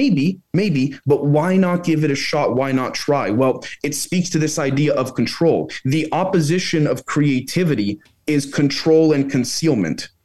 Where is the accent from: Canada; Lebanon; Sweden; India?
Canada; as a Canadian